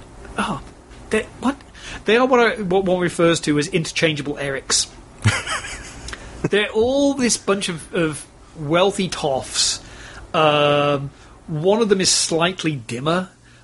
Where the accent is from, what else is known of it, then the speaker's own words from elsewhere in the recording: England, United Kingdom; now in Texas, United States; being English